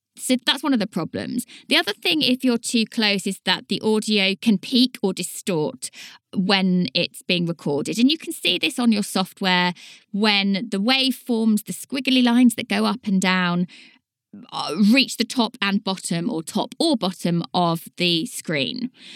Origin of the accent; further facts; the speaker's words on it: Leighton Buzzard, East of England, United Kingdom; accent: Leighton Buzzard; My accent is a very much a Leighton Buzzard accent, and we are known for dropping our T's and our D's.